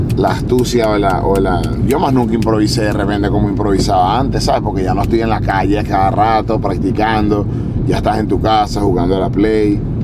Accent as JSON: {"language": "Spanish", "country": "Venezuela", "also_born_or_lived": "Spain", "moved": "yes", "said": "Yo como soy latino y, él es de por allá de mi zona"}